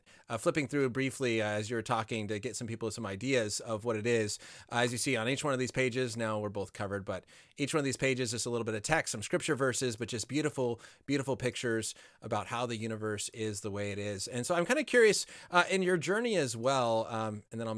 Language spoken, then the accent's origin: English; Colorado, United States; now in Los Angeles, United States; growing up in Colorado, but now living near Los Angeles